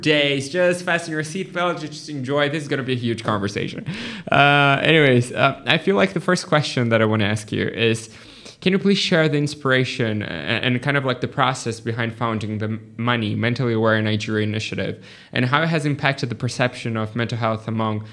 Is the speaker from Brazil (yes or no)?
yes; Brazil; I'm a physician from Brazil